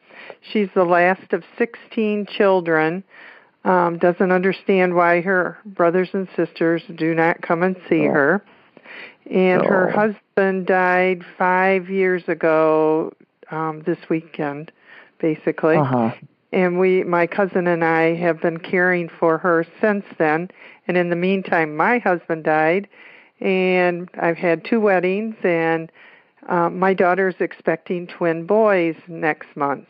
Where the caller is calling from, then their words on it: Jackson, Michigan, United States; I'm calling from Jackson, Michigan.